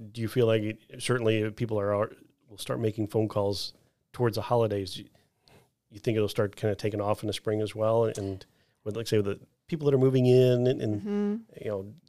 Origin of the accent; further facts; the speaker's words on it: Midwest, United States; I came from the Midwest, so it was like we had more farm type stuff